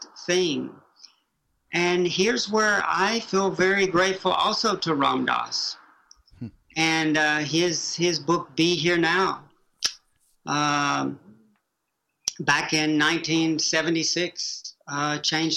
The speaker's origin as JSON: {"language": "English", "town": "Chattanooga", "region": "Tennessee", "country": "United States", "tie": "born or raised there", "also_born_or_lived": "Oxford", "moved": "as an adult", "said": "my world growing up in Prairie Peninsula, Chattanooga, Tennessee"}